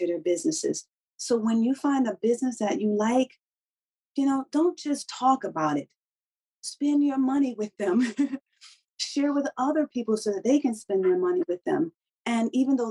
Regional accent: Syracuse, New York, United States; moved away; in Syracuse, our Juneteenth was such a big thing

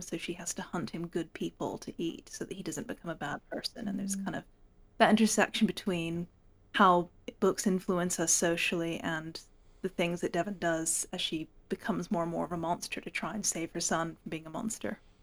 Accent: Hong Kong; also born or lived in United States; now in England, United Kingdom; I was born in the States. I grew up in Hong Kong. I now live in the north of England

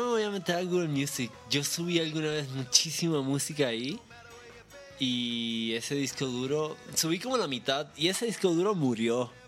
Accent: Puerto Rico; yo soy de Puerto Rico, que es una isla muy pequeña

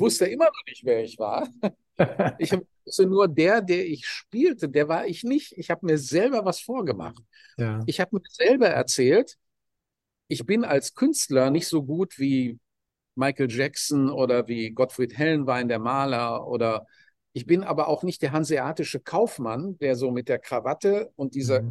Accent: Dortmund, North Rhine-Westphalia, Germany; ich komme aus einer normalen Arbeiterfamilie in, in Dortmund

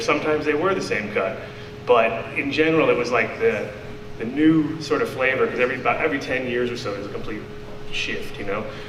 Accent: New York, United States; moved away; also born or lived in California; I'm from New York originally

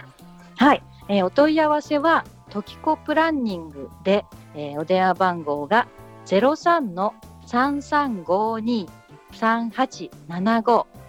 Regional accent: Tokyo, Japan; moved away as an adult; now in Kamogawa, Japan; 私も東京生まれ東京育ちなので

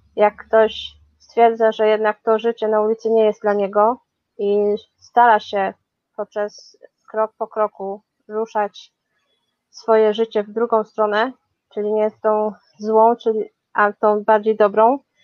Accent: Chorzów, Silesian Voivodeship, Poland; moved away as an adult; also born or lived in Katowice; now in London, United Kingdom; Urodziłam się w Chorzowie, potem mieszkałam w Katowicach, no a potem jakoś tak los zrobił, że znalazłam się w Londynie już 15 lat

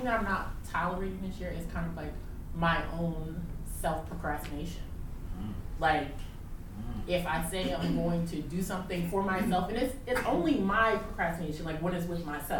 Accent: New Jersey, United States; now in Philadelphia, United States; I came here from Philadelphia, but I'm originally from New Jersey.

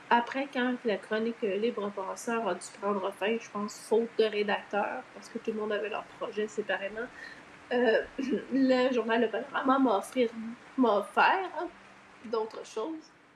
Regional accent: Laval, Quebec, Canada; moved away as an adult; also born or lived in Montreal / Longueuil / Brossard; now in Eastern Townships, Canada; je suis née à Montréal, j'ai grandi sur la rive nord de Montréal, donc à Laval Ouest

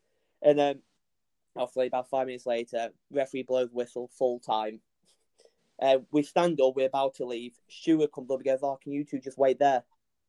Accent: Sheffield, Yorkshire and the Humber, United Kingdom; because we live 5 minutes away from Bramall Lane.

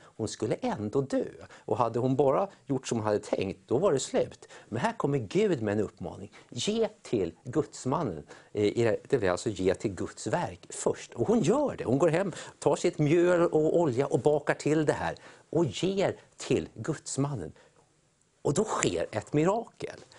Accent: Sweden; vi som är svenskar

